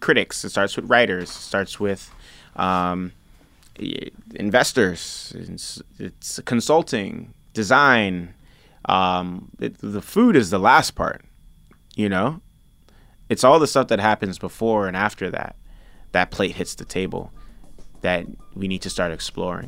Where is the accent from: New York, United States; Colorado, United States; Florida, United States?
New York, United States; New York City; also born or lived in Nigeria; I grew up eating in the South Bronx